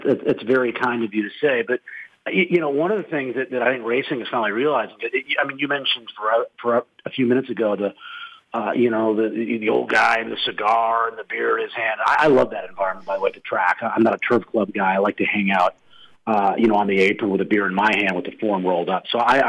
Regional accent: Boston, Massachusetts, United States; born there; also born or lived in Minneapolis; I consider Minneapolis home. I was born in Boston. I spent a lot of time in L.A.

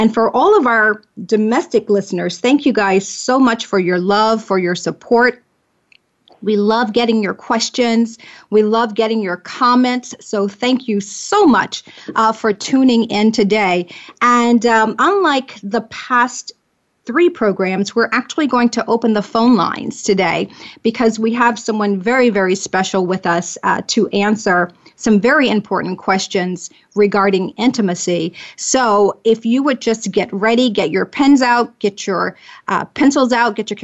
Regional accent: Georgia, United States; my home state

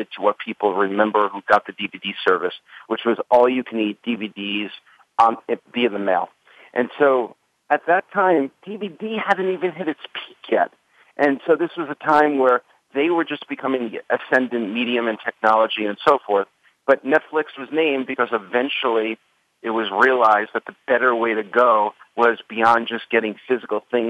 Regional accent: Long Island, outside of New York, United States; moved away as an adult; also born or lived in San Francisco; I was 12 years old outside of New York, shooting movies in the hills of Long Island

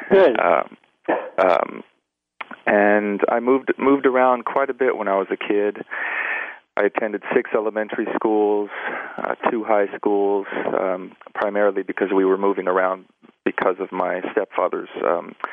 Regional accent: Los Angeles, California, United States; I was born and raised in in Los Angeles.

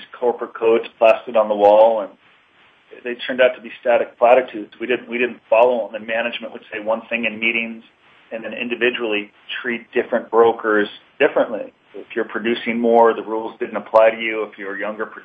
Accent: Los Angeles, California, United States; I grew up in Encino, California, and had good parents

